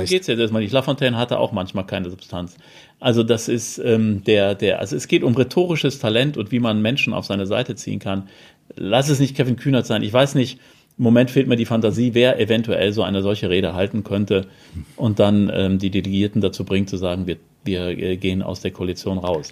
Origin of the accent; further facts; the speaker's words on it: Cologne, North Rhine-Westphalia, Germany; moved away; der schönen Stadt Köln, aus der ich ja gebürtig komme